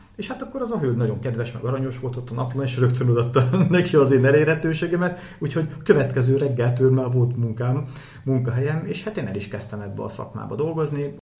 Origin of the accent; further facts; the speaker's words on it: Hajmáskér, Veszprém County, Hungary; Én hajmáskéren nőttem föl egy faluba tyúkok, kacsák, disznók, tehenek, lovak